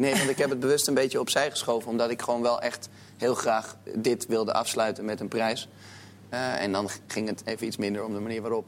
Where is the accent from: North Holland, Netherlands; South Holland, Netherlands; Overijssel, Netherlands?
North Holland, Netherlands; Amsterdam; ik ben Amsterdammer. Ik ben ook opgegroeid met Ajax